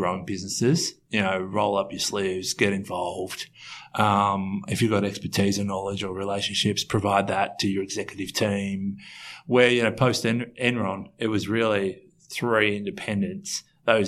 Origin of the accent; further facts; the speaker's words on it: Australia; we're from Australia.